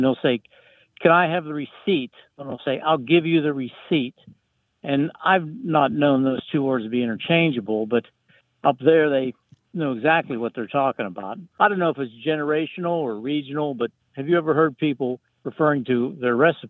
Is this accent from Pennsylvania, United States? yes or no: yes; Pittsburgh, Pennsylvania, United States; I'm from Pittsburgh, but when I'm up in western Pennsylvania, I'll be at a family or friend's house